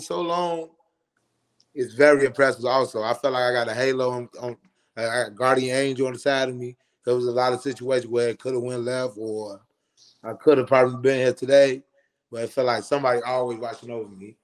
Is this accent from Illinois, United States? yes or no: yes; Chicago, Illinois, United States; moved away as an adult; now in Atlanta, United States; growing up on the West Side